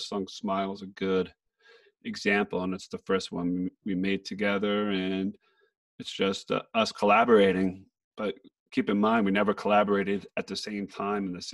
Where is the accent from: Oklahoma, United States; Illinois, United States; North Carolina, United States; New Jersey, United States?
New Jersey, United States; moved away; I'm from Jersey